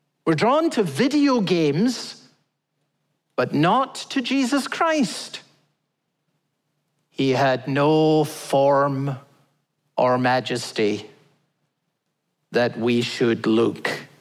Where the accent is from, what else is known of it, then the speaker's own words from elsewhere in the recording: Scotland, United Kingdom; I'm Scottish